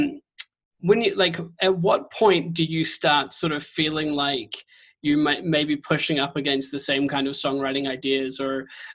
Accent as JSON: {"language": "English", "country": "New Zealand", "said": "I'm a Kiwi"}